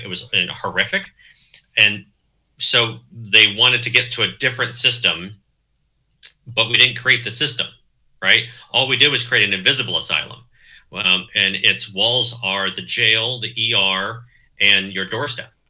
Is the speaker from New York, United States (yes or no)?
no; Southern Oregon, United States; also born or lived in Chicago; now in Eugene, United States; I grew up in Southern Oregon